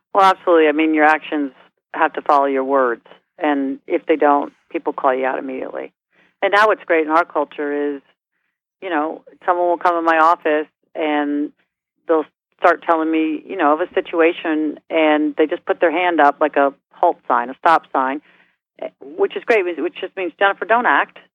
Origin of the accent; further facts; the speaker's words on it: New York, United States; moved away; also born or lived in Midwest; I'm a New Yorker